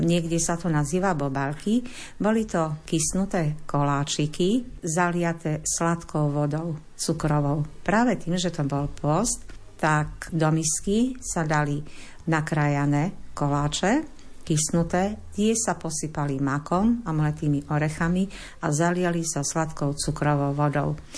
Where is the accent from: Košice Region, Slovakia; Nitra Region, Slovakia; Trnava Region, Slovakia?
Košice Region, Slovakia; Kojšov; pochádzam z Kojšova. Bývam v Kojšova, som rodáčka z Kojšova.